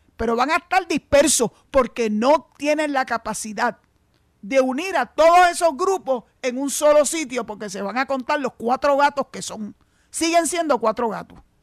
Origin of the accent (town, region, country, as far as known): Puerto Rico